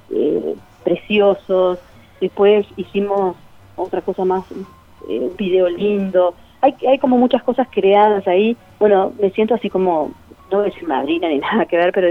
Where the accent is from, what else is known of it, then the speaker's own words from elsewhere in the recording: Cerro de las Cuentas, Cerro Largo, Uruguay; como para poder apoyar a la escuela donde yo me crié, en Cerro de las Cuentas, en Cerro Largo